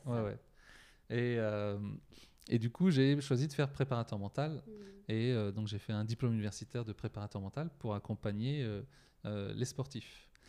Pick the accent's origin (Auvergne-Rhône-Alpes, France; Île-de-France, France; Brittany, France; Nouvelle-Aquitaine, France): Nouvelle-Aquitaine, France; Poitiers; je viens de Poitiers